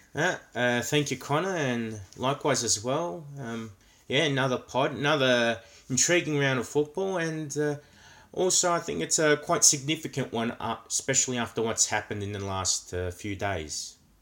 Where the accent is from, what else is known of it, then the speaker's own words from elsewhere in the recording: Australia; coming from Australia, where football is not the number one sport